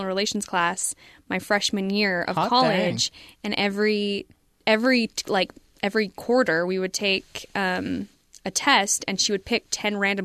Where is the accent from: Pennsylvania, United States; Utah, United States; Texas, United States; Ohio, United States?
Utah, United States; growing up in Utah